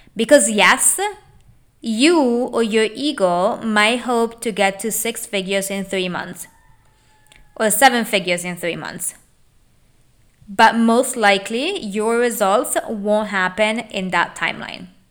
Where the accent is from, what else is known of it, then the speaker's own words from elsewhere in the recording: Italy; moved away as an adult; now in United States; I was born and raised in Italy